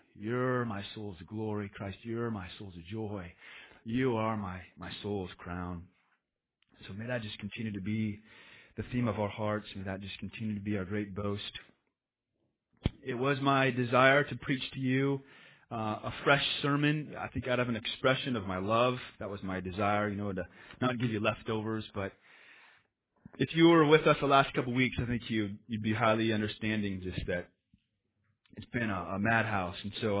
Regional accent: Spokane, Washington, United States; we came from Caucasianville, just white suburbia, Spokane, Washington, and there's like three Asians

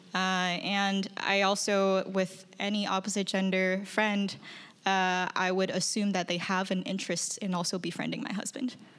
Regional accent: China; now in United States; I'm from China.

